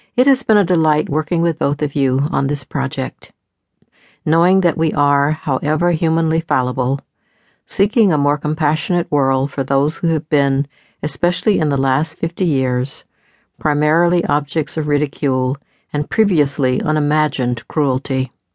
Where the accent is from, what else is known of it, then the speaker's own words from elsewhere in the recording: the South, United States; I grew up in the South, where we raise chickens every year for meat and for eggs